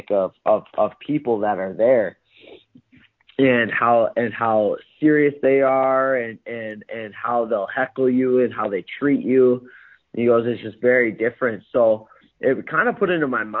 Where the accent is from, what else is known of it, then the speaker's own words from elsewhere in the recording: Minnesota, United States; I'm pretty much from Canada. Minnesota's right on the border of Canada